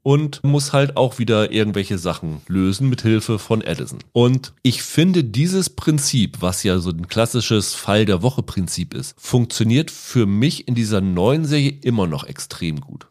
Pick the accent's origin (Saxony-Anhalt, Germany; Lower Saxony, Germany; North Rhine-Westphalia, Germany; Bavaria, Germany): Lower Saxony, Germany; Ich bin ja in Niedersachsen aufgewachsen